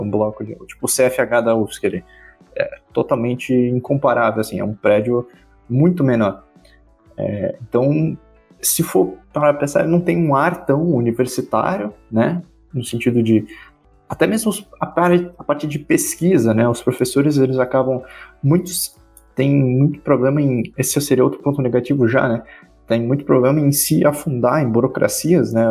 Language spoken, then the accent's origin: Portuguese; Ascurra, Santa Catarina, Brazil; sou da cidade de Ascurra, Santa Catarina